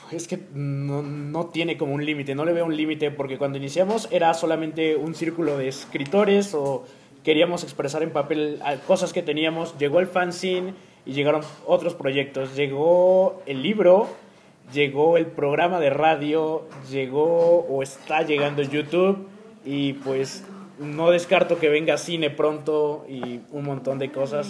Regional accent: Oaxaca, Mexico; está en mi cultura como mexicano y como oaxaqueño desde que nací?

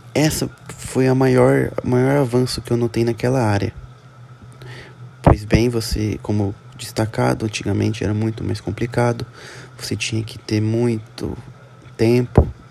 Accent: Presidente Prudente, São Paulo, Brazil; sou da, sou da cidade de Presidente Prudente, interior de São Paulo

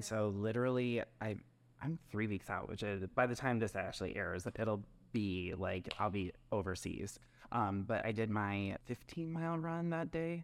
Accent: Wisconsin, United States; now in Chicago, United States; I'm from Wisconsin

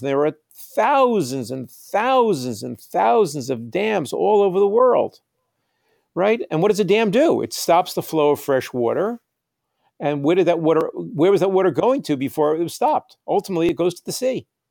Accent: United States; also born or lived in New York; I'm an American writer and I live in New York

